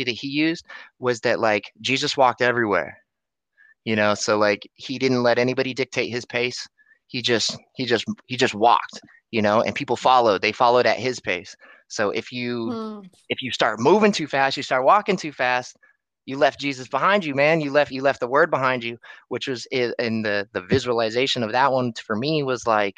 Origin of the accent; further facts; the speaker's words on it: Antioch, California, United States; I'm from Antioch, California